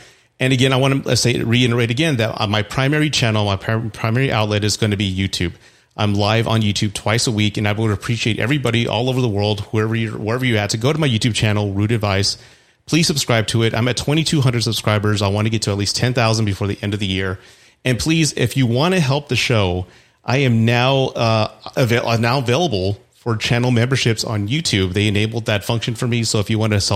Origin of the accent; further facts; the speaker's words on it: Texas, United States; in Texas, which is my home state